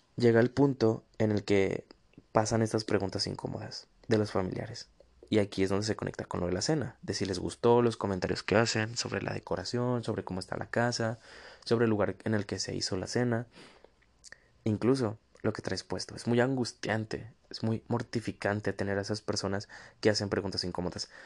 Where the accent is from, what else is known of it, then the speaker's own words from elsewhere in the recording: northern Mexico, Mexico; acá en el norte, de donde soy